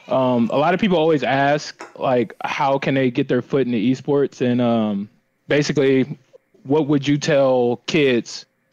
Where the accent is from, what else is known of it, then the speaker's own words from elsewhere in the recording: San Francisco, California, United States; from San Francisco